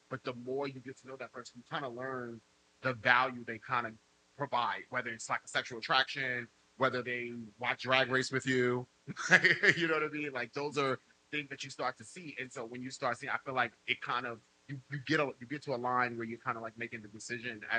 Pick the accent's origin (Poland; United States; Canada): United States; New York City, New York; I'm from the Bronx.